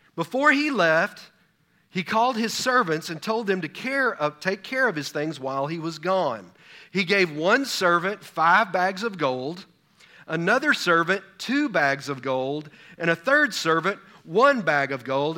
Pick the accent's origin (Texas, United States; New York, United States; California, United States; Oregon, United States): Texas, United States; I'm from Texas